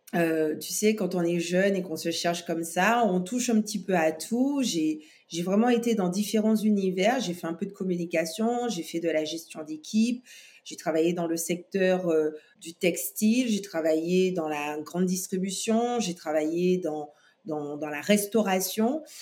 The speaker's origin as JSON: {"language": "French", "country": "Guadeloupe", "tie": "born or raised there", "said": "je suis née en Guadeloupe"}